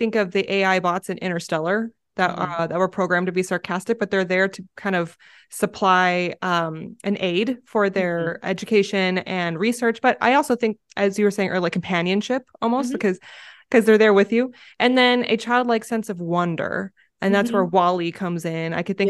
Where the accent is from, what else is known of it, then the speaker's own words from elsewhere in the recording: California, United States; now in Arizona, United States; I grew up in California, so we had a lot more smooth, polished rocks that I could remember. And then coming out to Arizona, there's a lot of gravel, deconstructed granite.